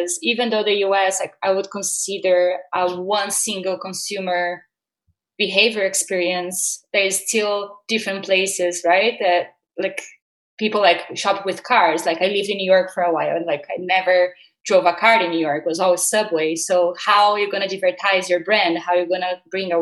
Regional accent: Brazil; moved away as an adult; also born or lived in United States; I was born and raised in Brazil. I moved to the US a couple of years ago.

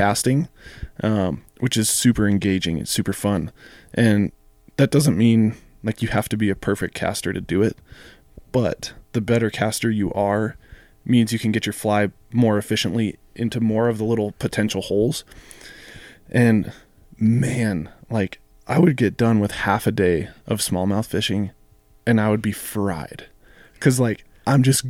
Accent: Colorado, United States; growing up in Colorado

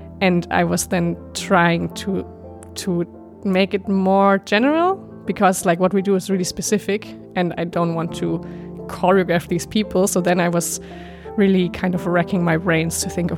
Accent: Germany; also born or lived in Netherlands; now in Belgium; I'm from Germany, but I lived in the Netherlands the last few years in Belgium

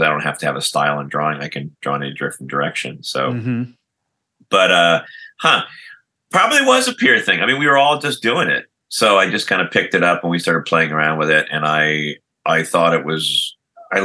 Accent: Lockport, New York, United States; As a kid growing up in Western New York, Lockport, New York, suburb of Niagara Falls, Buffalo

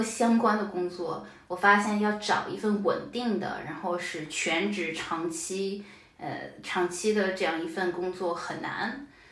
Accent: Shanghai, China; moved away as an adult; also born or lived in Finland / Austria; now in Denmark; 我是个上海人，我就想去一个跟上海不太一样的地方

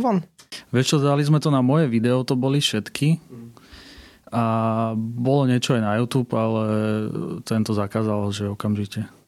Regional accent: Pezinok, Bratislava Region, Slovakia; u nás v Pezinku

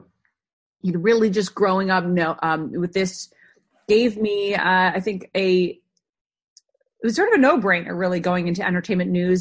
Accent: Minneapolis, Minnesota, United States; I grew up in Minneapolis, the suburbs, a really great Midwestern upbringing

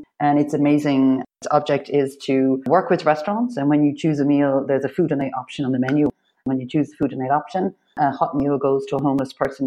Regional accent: Ireland; I'm Irish.

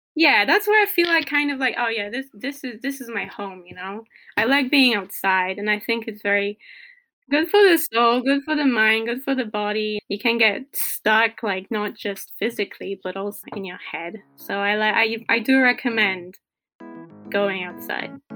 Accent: Poland; I'm from Poland

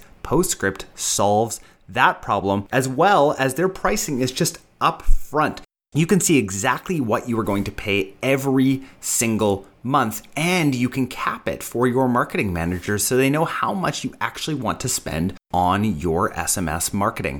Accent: Canada; other Canadians

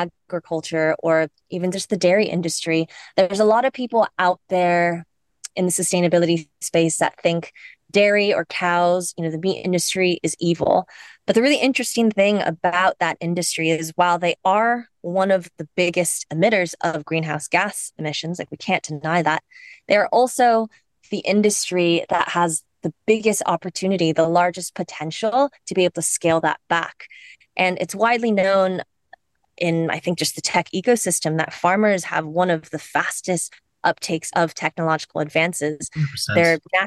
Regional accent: Cupertino, California, United States; moved away as an adult; now in Ireland; I come from the States. I was born and raised in the Silicon Valley in Cupertino

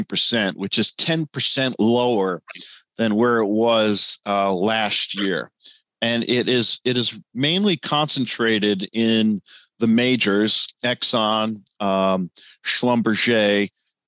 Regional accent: United States; as an American

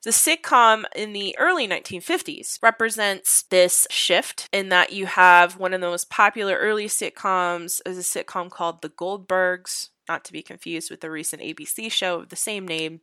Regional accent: Houston, Texas, United States; moved away; I am originally from Houston. I'm from the north of Houston

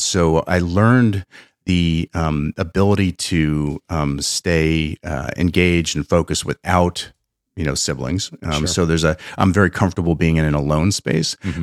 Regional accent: Pennsylvania, United States; I'm from Pennsylvania

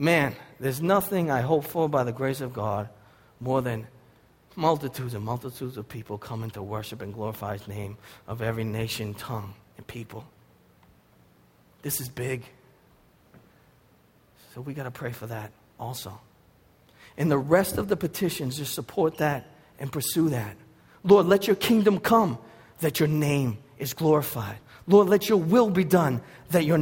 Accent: Boston, Massachusetts, United States; accent: Boston; also born or lived in Lynn, Massachusetts; my Boston accent

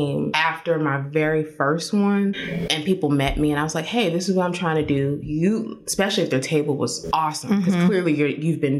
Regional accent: Winston-Salem, North Carolina, United States; now in Raleigh, United States; I'm originally from Winston.

